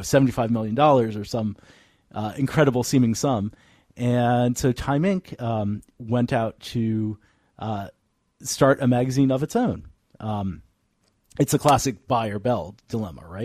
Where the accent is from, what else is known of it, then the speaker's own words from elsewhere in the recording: Northern Virginia, United States; moved away as an adult; now in San Francisco, United States; I'm from Northern Virginia